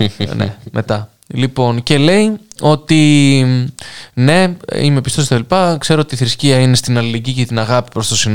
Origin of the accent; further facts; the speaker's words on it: North Aegean, Greece; εγώ είμαι από Λέσβο, ακούω από Ζάκη θα μετράει. Φυσικά και μετράει. Τι έχουμε πιάσει τα νησιά, είμαστε νησιώτε.